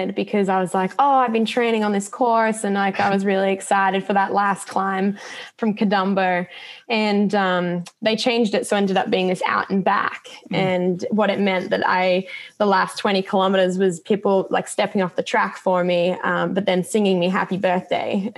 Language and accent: English; Australia; an Australian runner